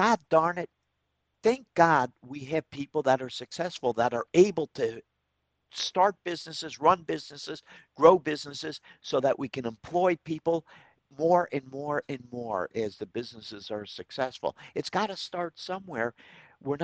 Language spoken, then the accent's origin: English; Troy, New York, United States; Troy, my hometown